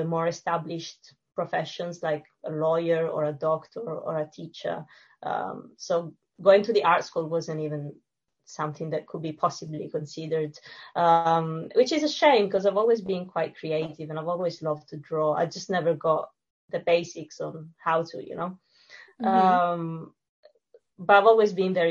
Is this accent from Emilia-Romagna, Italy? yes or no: no; Sicily, Italy; English is a second language; moved away as an adult; now in London, United Kingdom; I'm from Sicily and I grew up in a very small village by the beach.